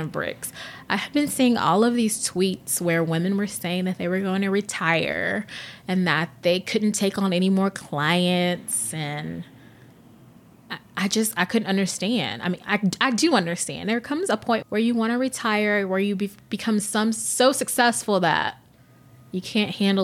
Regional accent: North Carolina, United States; now in Dallas, United States; I'm originally from North Carolina

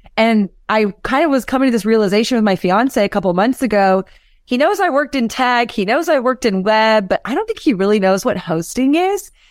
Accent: Austin, Texas, United States; growing up in Austin, I had a music blog

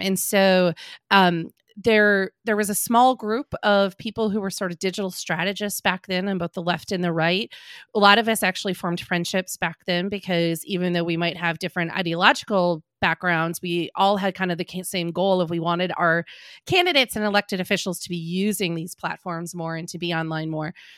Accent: Green Bay, Wisconsin, United States; also born or lived in Madison, Wisconsin; I grew up in Green Bay, Wisconsin

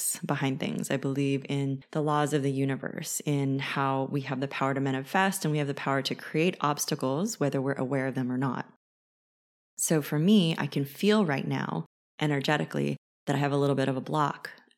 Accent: California, United States; I was raised in California.

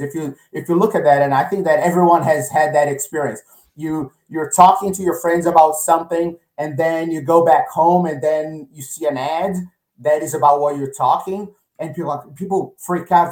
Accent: Rio de Janeiro, Brazil; now in Connecticut, United States; I grew up in Rio

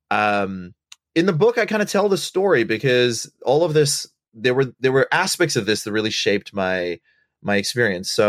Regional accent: Botswana; also born or lived in Sri Lanka; I, my family's from Sri Lanka, uh, and I was born there, and I left when I was uh, two years old. And we grew up in Bot. I grew up in Botswana

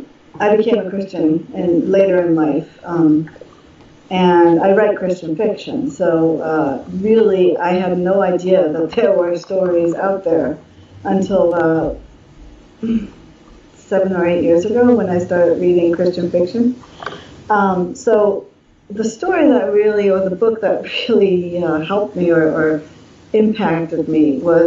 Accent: Germany; But I grew up in Germany. My parents are German. My grandparents are German. I have my cousins over in Germany.

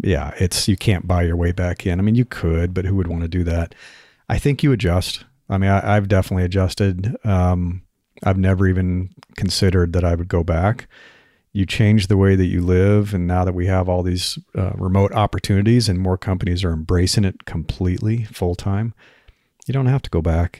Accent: Nebraska, United States; moved away; I grew up in Nebraska

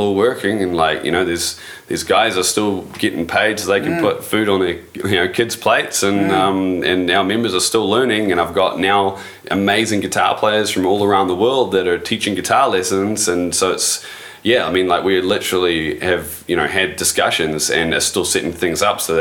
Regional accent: New Zealand; being 100% New Zealand

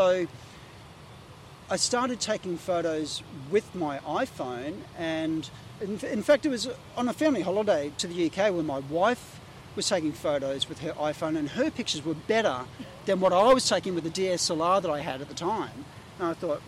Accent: Sunshine Coast, Queensland, Australia; also born or lived in Ipswich, Queensland; now in Gold Coast, Australia; I grew up kind of in Ipswich and then mostly on the Sunshine Coast around Noosa, Yandina and Caloundra

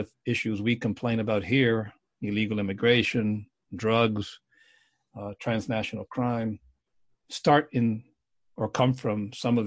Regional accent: South Florida, United States; I grew up in South Florida

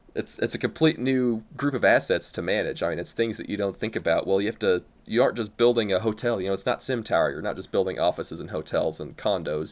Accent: Midwest, United States; accent: American; from the, the United States. You know, as you can probably tell by my differing accent

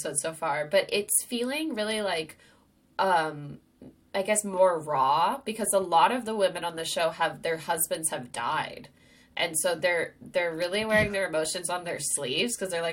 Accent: Sonoma, California, United States; my town, my hometown, Sonoma

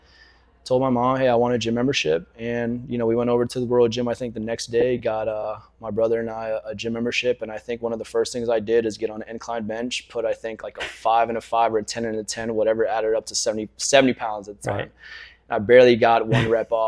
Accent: Jacksonville, Florida, United States; also born or lived in Albania; growing up here

